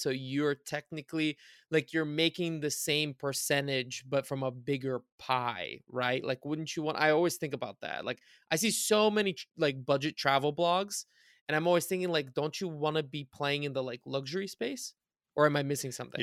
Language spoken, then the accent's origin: English; Bulgaria; moved away; I was born in Bulgaria, I spent a lot of time in Bulgaria.